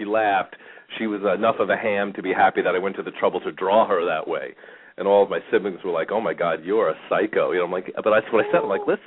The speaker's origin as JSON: {"language": "English", "town": "Bethpage", "region": "New York", "country": "United States", "tie": "born or raised there", "accent": "New Yorker", "moved": "as an adult", "lives_now": "Phoenix, United States", "said": "I grew up in Bethpage, Massapequa area. So I was kind of in the middle of the island. A lot of times people still hear the New Yorker in me, I guess, even though I've been in Phoenix for 20 years"}